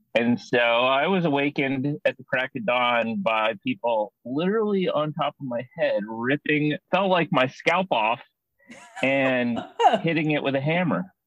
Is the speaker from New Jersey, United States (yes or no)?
no; Indianapolis, Indiana, United States; I grew up in Indianapolis and I know that zoo really well